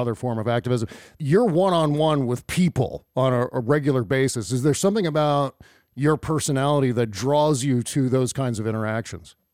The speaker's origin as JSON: {"language": "English", "region": "Northern Virginia", "country": "United States", "tie": "born or raised there", "said": "I was uh, born and raised in Northern Virginia"}